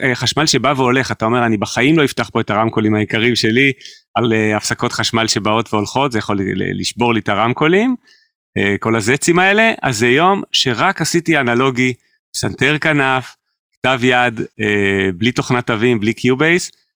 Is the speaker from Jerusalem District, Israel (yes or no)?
yes; Jerusalem, Jerusalem District, Israel; גדלנו על אותם דברים, רק אני בירושלים